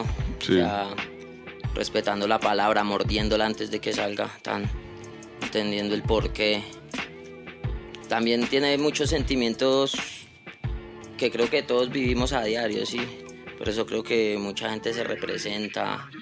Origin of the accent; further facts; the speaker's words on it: Bogotá, Colombia; Nosotros nos crecimos ahí en Bosa